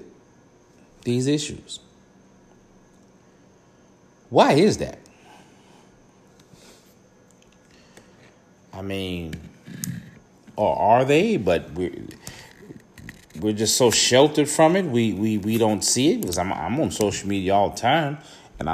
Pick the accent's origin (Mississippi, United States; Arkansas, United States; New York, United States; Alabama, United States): Mississippi, United States; Vicksburg; now in Atlanta, United States; I'm from Vicksburg, Mississippi, originally. Now I'm living in the ATL